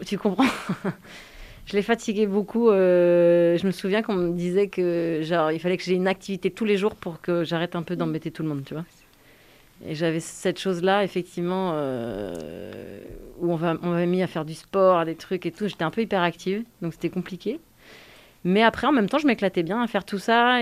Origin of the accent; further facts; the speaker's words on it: Yvelines, Île-de-France, France; moved away as an adult; also born or lived in Suresnes; je suis née à Suresnes, qui est dans le 92, dans l'île de France